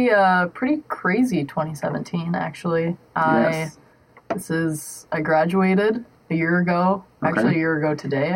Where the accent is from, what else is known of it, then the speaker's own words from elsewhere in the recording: South Dakota, United States; moved away as an adult; now in Joplin, United States; I am from South Dakota